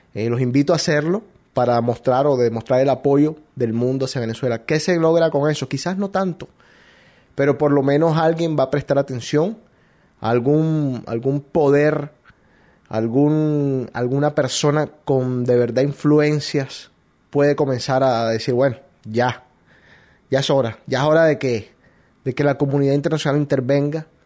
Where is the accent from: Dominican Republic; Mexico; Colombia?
Colombia; now in United States; Colombiano hasta la muerte, hasta la tumba